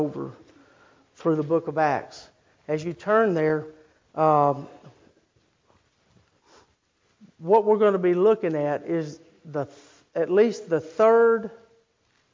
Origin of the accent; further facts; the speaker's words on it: Start, Louisiana, United States; And I grew up in Start, Louisiana.